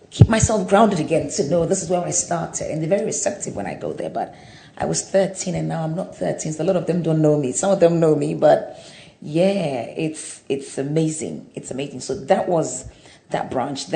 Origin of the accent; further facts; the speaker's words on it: Kumasi, Ashanti, Ghana; also born or lived in Accra; I was born in Accra, but at the age of two, I was taken to Kumasi to live with my grandmother.